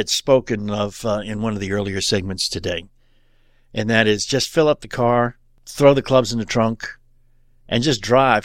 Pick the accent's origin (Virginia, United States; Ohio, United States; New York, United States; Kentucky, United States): Kentucky, United States; Louisville; we're from Louisville